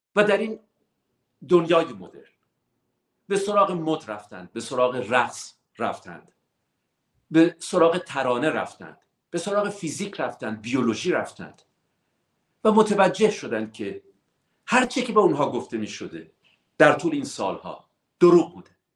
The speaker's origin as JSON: {"language": "Persian", "country": "Iran", "moved": "yes", "said": "ما ایرانی هستیم"}